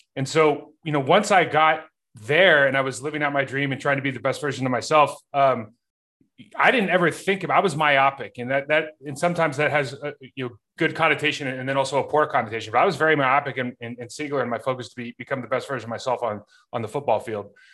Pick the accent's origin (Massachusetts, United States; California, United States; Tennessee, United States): California, United States; Lake Arrowhead; moved away as an adult; growing up in Lake Arrowhead, California, I mean, we, we had one stoplight.